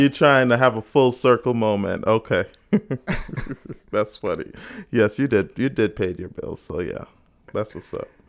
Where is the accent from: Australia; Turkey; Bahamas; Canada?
Bahamas; now in United States; growing up in the Bahamas.